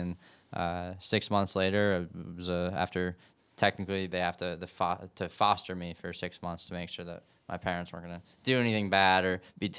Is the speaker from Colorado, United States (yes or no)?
yes; Denver, Colorado, United States; born there; No, so I was born in Denver, in just outside of Denver, Colorado.